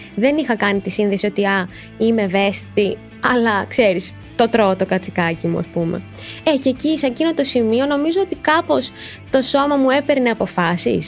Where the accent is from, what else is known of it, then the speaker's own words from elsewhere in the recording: Athens, Attica, Greece; Γεννήθηκα και μεγάλωσα στην Αθήνα